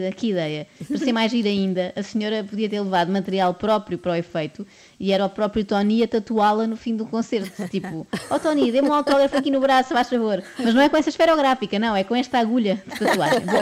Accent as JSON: {"language": "Portuguese", "region": "Lisbon", "country": "Portugal", "said": "Vim da Pova do Varzim, diretamente do outro concerto para aqui, mas sou de Lisboa."}